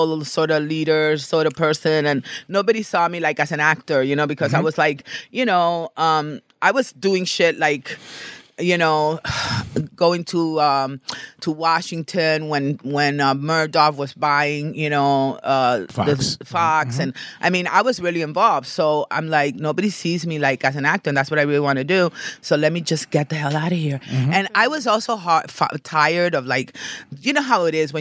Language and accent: English; Dominican Republic; moved away; also born or lived in New York / Los Angeles; I'm from Dominican Republic